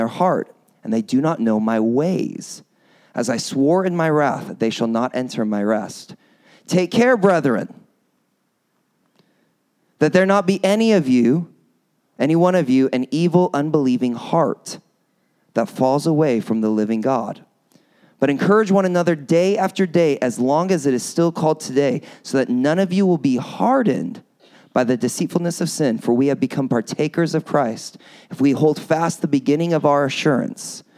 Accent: United States; accent: American; I'm an American, you haven't probably already guessed by this really, really strong American accent that I have

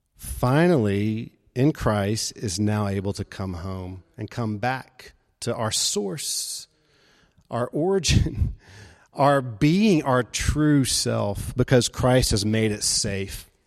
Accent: Memphis, Tennessee, United States; moved away as an adult; also born or lived in Jackson, Mississippi; Memphis was my home. Uh, I started out, uh, going to college there in my hometown, living at home

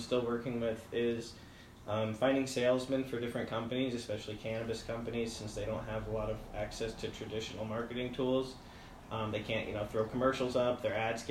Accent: United States; moved away as an adult; also born or lived in New Jersey; now in Spokane, United States; I'm from New York and New Jersey originally

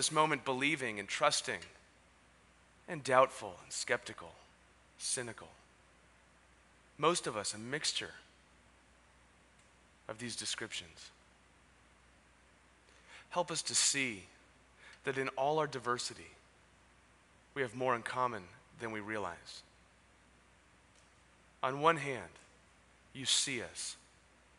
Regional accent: San Diego, California, United States; moved away as an adult; also born or lived in San Francisco; now in San Diego, United States; I was born and raised in Ocean Beach

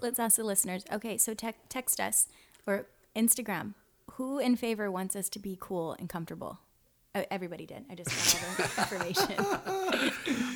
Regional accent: Kona, Hawaii, United States; now in Oceanside, United States; we come from Kona, Hawaii, but we've been living in Oceanside, California for a long time now.

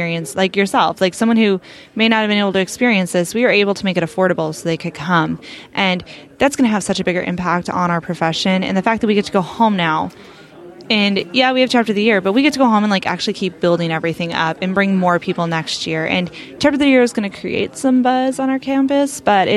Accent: North Carolina, United States; moved away; my home state of North Carolina

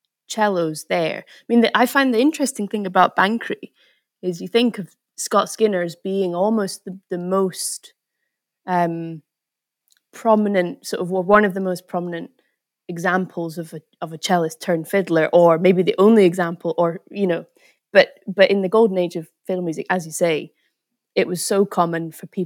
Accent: Scotland, United Kingdom; a tradition that's from Scotland, you know, and it's trying to sort of, from my hometown

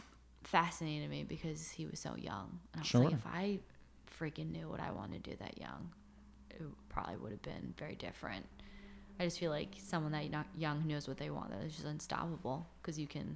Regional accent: East Coast, United States; I'm going to go to LA, or I'm going to go to like an in-between city, but I'm from the East Coast.

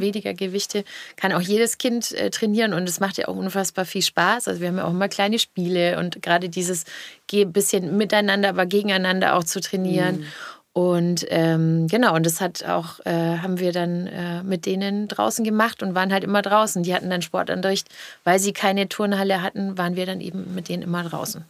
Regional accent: the South, Southern Germany, Germany; ich komme ja aus dem Süden.

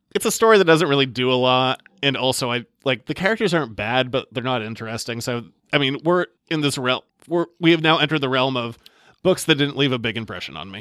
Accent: Maine, United States; we're both from Maine.

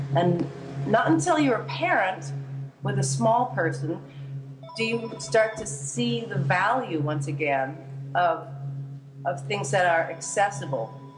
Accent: Hawaii, United States; I was born in Hawaii

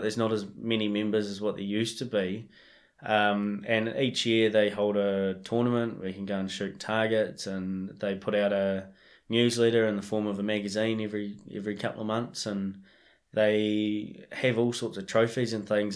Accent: Marlborough Sounds, New Zealand; now in Canterbury, New Zealand; I, I grew up in the Marlborough Sounds so I grew up chasing deer and pigs

